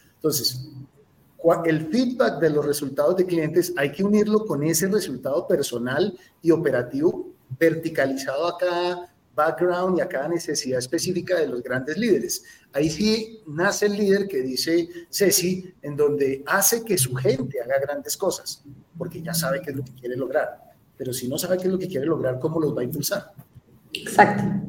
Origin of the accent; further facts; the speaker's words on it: Colombia; siendo colombiano